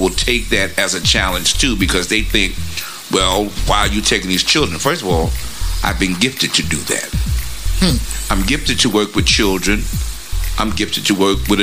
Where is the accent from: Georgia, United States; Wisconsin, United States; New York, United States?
New York, United States; New York City; now in Virginia Beach, United States; I'm from Brooklyn